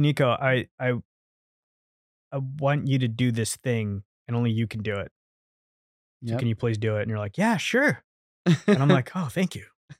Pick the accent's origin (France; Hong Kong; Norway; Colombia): Hong Kong; because I grew up in Hong Kong, which was a British colony, so I was very familiar with like the British IP